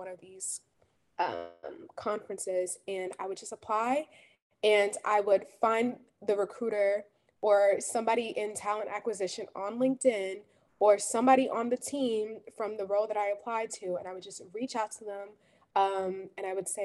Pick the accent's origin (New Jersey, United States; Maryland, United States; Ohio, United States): New Jersey, United States; Jersey City; I'm from Jersey City, New Jersey